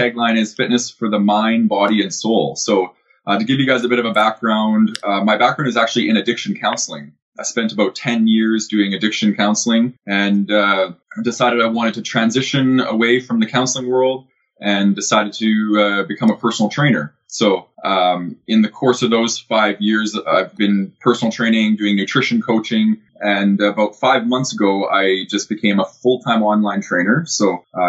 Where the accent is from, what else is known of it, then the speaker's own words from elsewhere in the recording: Calgary, Alberta, Canada; I grew up in Calgary